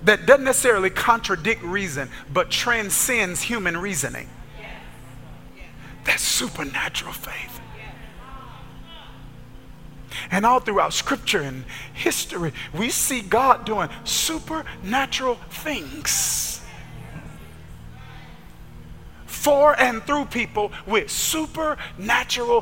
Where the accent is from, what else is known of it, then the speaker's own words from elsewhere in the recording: Kilmichael, Mississippi, United States; where I grew up in Kilmichael, Mississippi